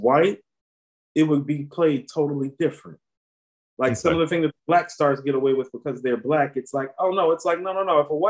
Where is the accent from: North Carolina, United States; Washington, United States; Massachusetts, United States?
North Carolina, United States; We're from North Carolina.